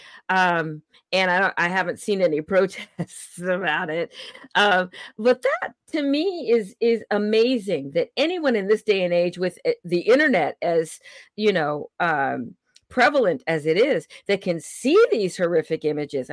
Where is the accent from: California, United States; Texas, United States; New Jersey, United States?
California, United States; moved away; I hail from California, even though I don't live there anymore